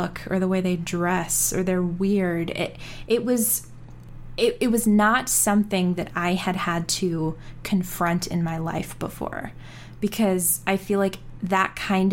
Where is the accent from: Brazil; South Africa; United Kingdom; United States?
South Africa; I'm South African.